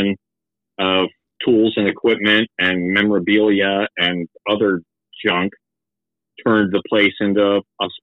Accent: Tupelo, Mississippi, United States; also born or lived in Fredericksburg, Virginia; I was born in Tupelo, Mississippi in 1970

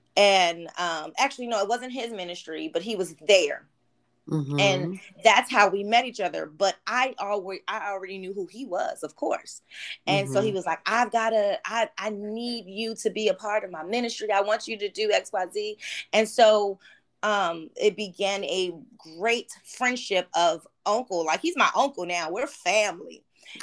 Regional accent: Oxnard, California, United States; also born or lived in Baltimore, Maryland; So let's see. I was born in Baltimore, Maryland. We moved to Oxnard

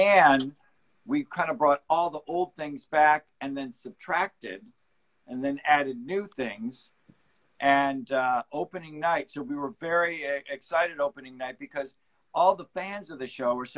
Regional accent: Detroit, Michigan, United States; moved away as an adult; now in Los Angeles, United States; from right around Detroit in Michigan

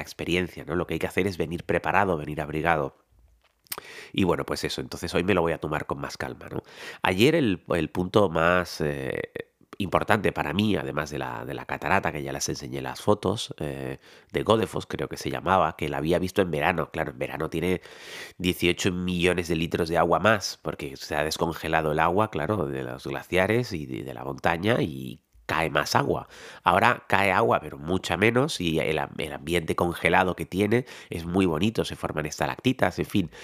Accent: Tenerife, Canary Islands, Spain; soy tinerfeño

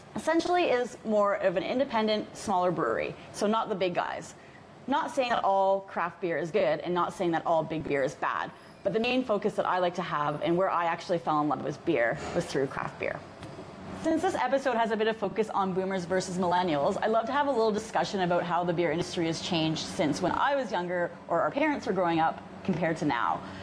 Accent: Canada; we're Canadian

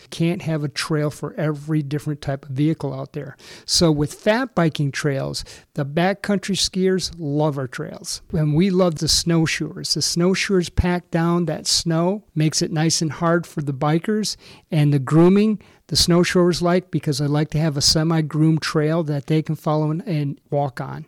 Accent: Racine, Wisconsin, United States; moved away; also born or lived in Michigan / Texas; I was originally from uh, Racine, Wisconsin, ended up in Michigan

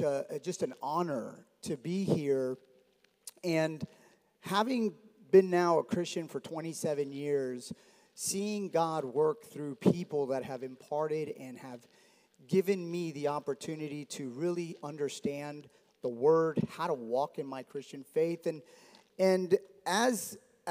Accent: Miami, Florida, United States; I grew up in South Florida. My dad's Cuban, mom's Dominican. They met in New York like every Cuban and Dominican does. And then they migrate down to Miami. And I grew up there

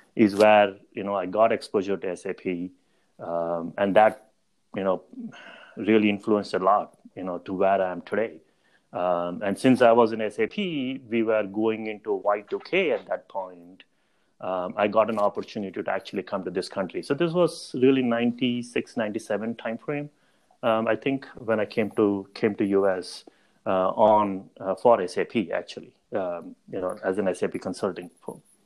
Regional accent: Mumbai, Maharashtra, India; moved away as an adult; also born or lived in Chicago, United States; I grew up in in Mumbai, um, right in India

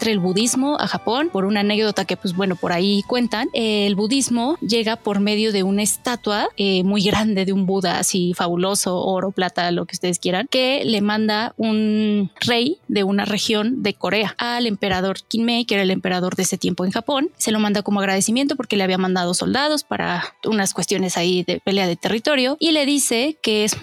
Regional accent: Mexico; soy de México y soy estudiante de Japanese for Dummies.

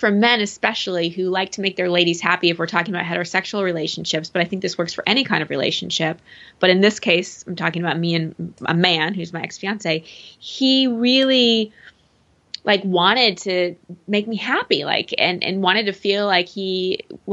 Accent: Texas, United States; I'm from Texas.

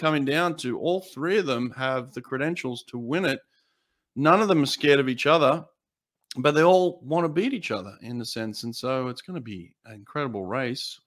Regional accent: United States; I'm American

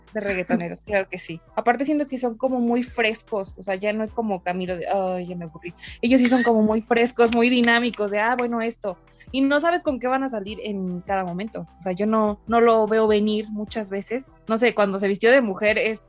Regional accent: Mexico; en México, que siento que somos como los, los pioneros

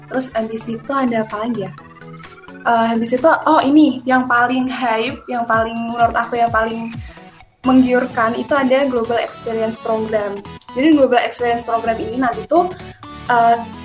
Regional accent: Salatiga, Central Java, Indonesia; asal aku dari Salatiga

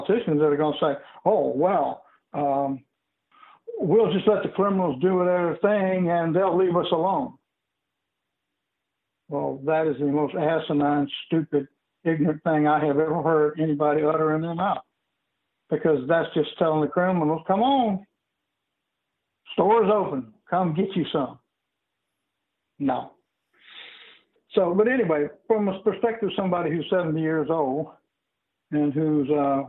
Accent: the South, United States; And I come from a poor background. I am very familiar with the quote-unquote black culture that I was raised in the South.

